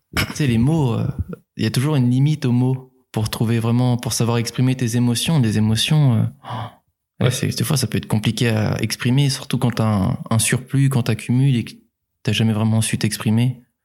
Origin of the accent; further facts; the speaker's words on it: Nantes, Pays de la Loire, France; moved away as an adult; also born or lived in Angers; now in Rennes, France; Avant, j'étais de Nantes